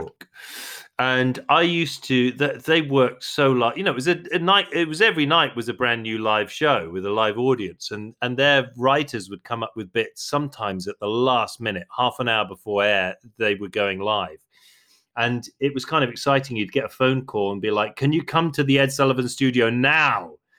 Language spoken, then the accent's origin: English; London, United Kingdom; I'm a Londoner. I was born in London. I grew up in London